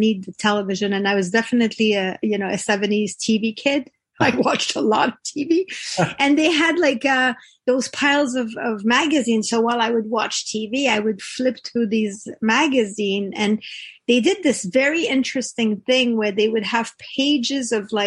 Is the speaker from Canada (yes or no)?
yes; Quebec, Canada; first language French; English is a second language; moved away as an adult; also born or lived in Toronto; I come from the Frenchest area of Canada. 98% of the people don't speak English. Don't speak English. So I learned English when I was 17